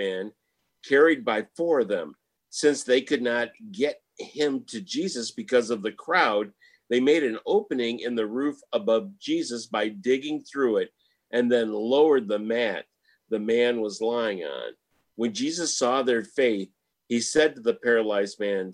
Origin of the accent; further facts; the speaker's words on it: Michigan, United States; now in Houston, United States; Well, I'm from Michigan